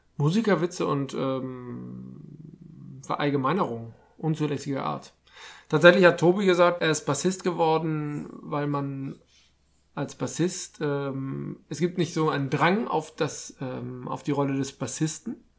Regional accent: Hamburg, Germany; als Hamburger

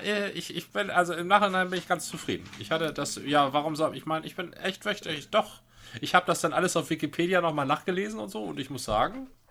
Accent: Northern Germany, Germany; als Norddeutscher

